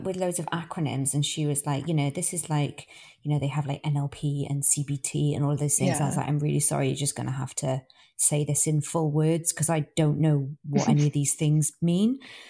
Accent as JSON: {"language": "English", "country": "United Kingdom", "said": "It feels quite, indulgent. because we're British."}